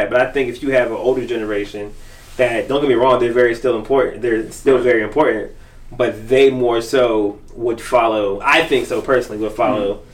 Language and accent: English; Baltimore, Maryland, United States; I'm from Baltimore.